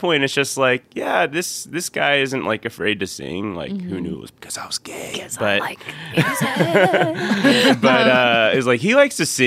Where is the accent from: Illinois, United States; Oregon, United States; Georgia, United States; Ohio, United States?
Georgia, United States; Lilburn; I grew up in Lilburn, Georgia